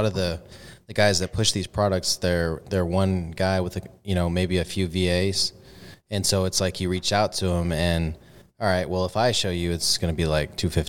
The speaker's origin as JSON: {"language": "English", "town": "San Antonio", "region": "Texas", "country": "United States", "tie": "born or raised there", "also_born_or_lived": "Corpus Christi, Texas", "accent": "Texan", "said": "I grew up around San Antonio. I moved to Corpus when I was 18, and that's like more of a beach city and a smaller city. I grew up in the suburbs"}